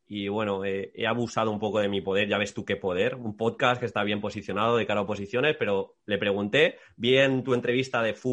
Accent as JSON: {"language": "Spanish", "region": "Valencian Community", "country": "Spain", "said": "soy de Comunidad Valenciana"}